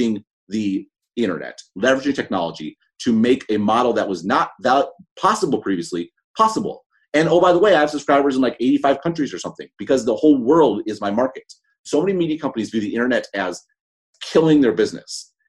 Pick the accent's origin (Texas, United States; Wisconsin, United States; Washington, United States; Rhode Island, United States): Wisconsin, United States; Madison; I'm from Madison, Wisconsin